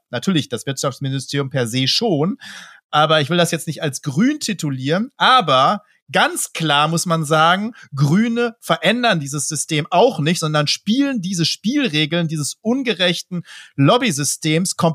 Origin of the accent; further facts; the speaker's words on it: Dortmund, North Rhine-Westphalia, Germany; Also da muss ich natürlich als Dortmunder sagen, da krieg, krieg ich wirklich wirklich Pickel.